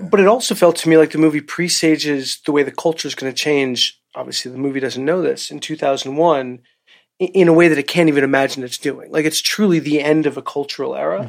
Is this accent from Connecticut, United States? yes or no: no; New York, United States; as a New Yorker